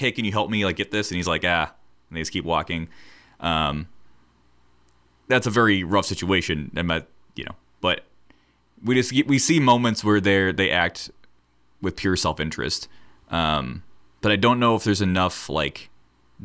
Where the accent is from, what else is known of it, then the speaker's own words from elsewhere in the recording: United States; we're from America